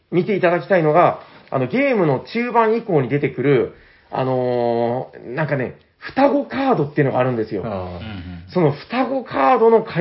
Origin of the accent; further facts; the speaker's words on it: Nagasaki, Japan; 長崎生まれなんで、